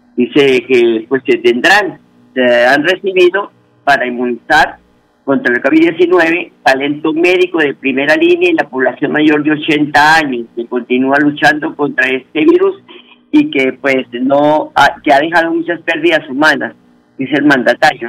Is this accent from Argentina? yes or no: no; Huila, Colombia; moved away; Ese es el himno de nosotros allá en el departamento del Huila